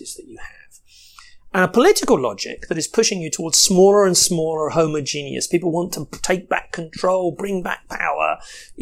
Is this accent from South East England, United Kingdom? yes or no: yes; Brighton, South East England, United Kingdom; moved away as an adult; also born or lived in Florence, Italy / Brussels, Belgium / United States; now in London, United Kingdom; I have an English identity. I grew up in Brighton